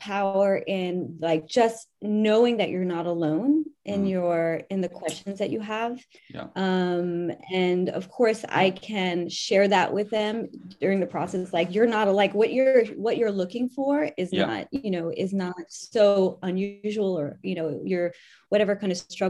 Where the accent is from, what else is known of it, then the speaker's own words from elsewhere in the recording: New York, United States; moved away as an adult; now in France; I'm from New York. I've been living here for 20 years